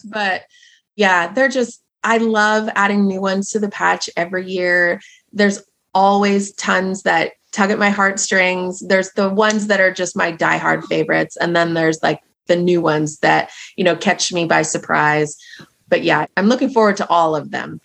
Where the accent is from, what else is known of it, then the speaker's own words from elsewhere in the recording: Marysville, Washington, United States; now in Stanwood, United States; So I was raised in Marysville, Washington, which is about 20 minutes away from here. So born and raised in the Pacific Northwest.